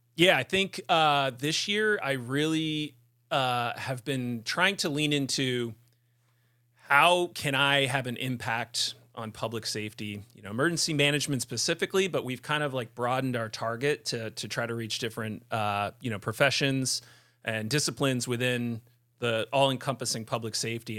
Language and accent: English; Vermont, United States; the Vermont Preparedness Conference, which, that's my hometown conference.